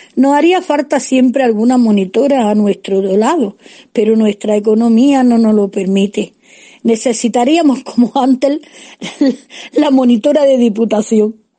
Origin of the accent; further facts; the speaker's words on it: Jun, Andalusia, Spain; Cuando me vine al pueblo de Jun del cual ya era